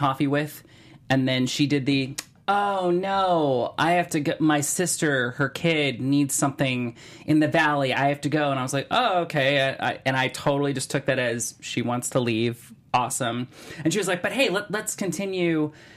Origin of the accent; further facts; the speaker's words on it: Cleveland, Ohio, United States; now in Los Angeles, United States; I grew up in Cleveland